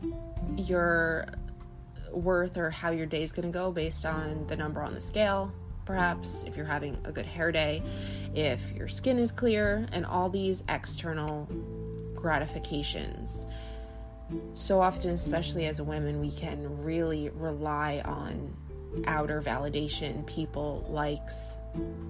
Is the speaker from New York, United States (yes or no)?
yes; Long Island, New York, United States; I'm from Long Island.